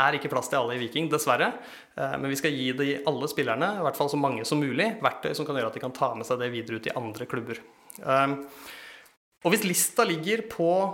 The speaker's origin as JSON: {"language": "Norwegian", "region": "Eastern Norway", "country": "Norway", "said": "jeg kommer fra Østlandet"}